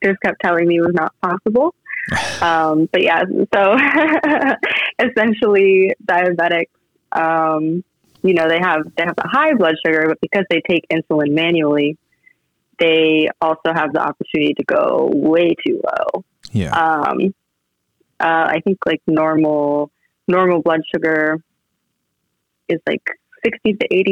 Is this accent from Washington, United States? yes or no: no; Iowa, United States; moved away as an adult; also born or lived in Virginia / Los Angeles / Tokyo / San Francisco; now in Austin, United States; I grew up in Iowa